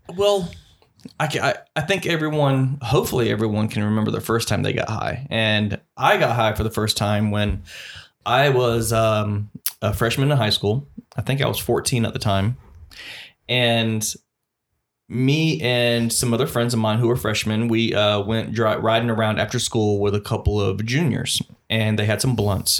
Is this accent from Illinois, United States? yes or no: no; Columbus, Georgia, United States; from my hometown of Columbus, Georgia